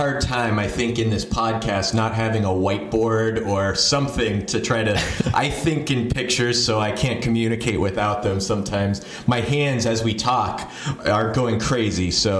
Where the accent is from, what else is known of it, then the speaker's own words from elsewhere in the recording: Phoenix, Arizona, United States; also born or lived in Ohio / Virginia / Hawaii; Yeah, I'm sort of from all over. I was born in Ohio, moved there. My first birthday was when we were moving out to Phoenix. Moved to Virginia when I was 11, Washington, D.C. area, and then back to Ohio for a couple years